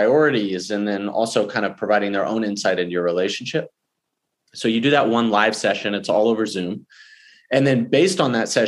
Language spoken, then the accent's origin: English; Houston, Texas, United States; I grew up in Houston and I live there now with my wife and daughter and dog